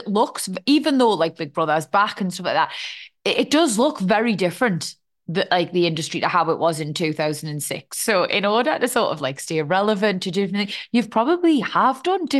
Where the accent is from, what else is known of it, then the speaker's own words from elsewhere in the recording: United Kingdom; I think as the British public, we want to root for somebody who we think, God, I'd fucking love to have a little drink down the pub with her.